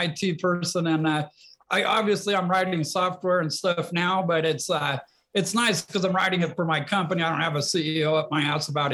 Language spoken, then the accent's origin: English; Flagstaff, Arizona, United States; moved away; also born or lived in Pacific Northwest; And I grew up in Flagstaff, Arizona, and racing dirt bikes.